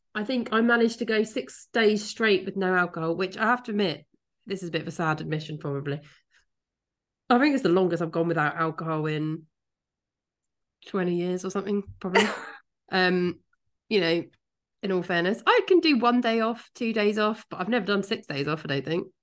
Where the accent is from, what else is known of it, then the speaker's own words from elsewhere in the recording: Kent, South East England, United Kingdom; moved away; I'm from Kent